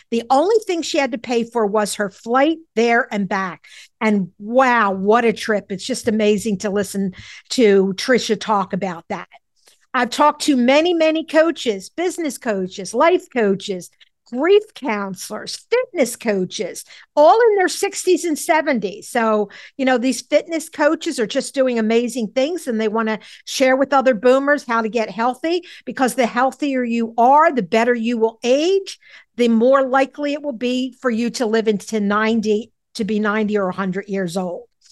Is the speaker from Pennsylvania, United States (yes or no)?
yes; Philadelphia, Pennsylvania, United States; I grew up in Mount Airy, Philadelphia